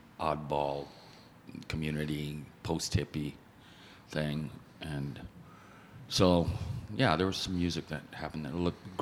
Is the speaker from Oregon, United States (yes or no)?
no; New York City, New York, United States; born there; I was born in New York City. I grew up till I was about 7 and a half